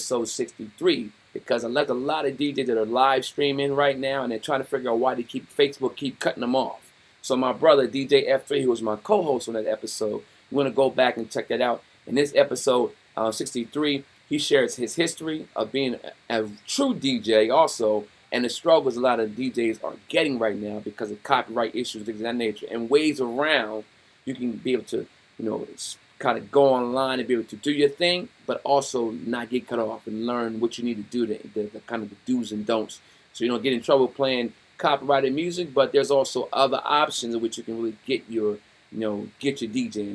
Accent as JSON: {"language": "English", "town": "Wilmington", "region": "Delaware", "country": "United States", "tie": "born or raised there", "said": "I'm born and raised in Wilmington, Delaware"}